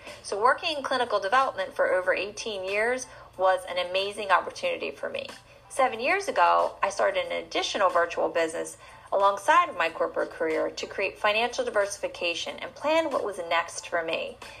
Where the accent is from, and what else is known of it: New Jersey, United States; born or raised there